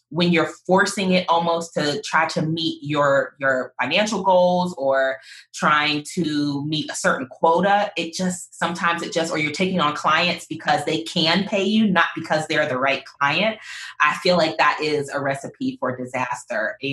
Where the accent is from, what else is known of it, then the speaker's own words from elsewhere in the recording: Pittsburgh, Pennsylvania, United States; moved away; I'm originally from Pittsburgh